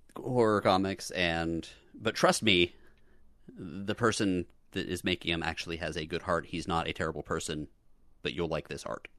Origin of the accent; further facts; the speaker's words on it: Boca Raton, Florida, United States; I was growing up in Boca, which was, is suburban and pink